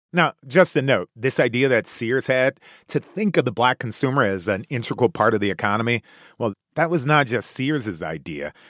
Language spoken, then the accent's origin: English; Chicago, Illinois, United States; my hometown, Chi Town, Chicago